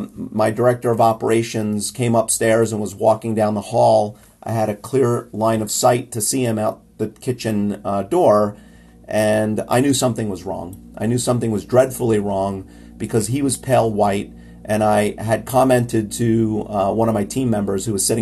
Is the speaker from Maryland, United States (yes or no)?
no; New York, United States; as a New Yorker, as someone who lives in the Northeast, we kind of have some rough winters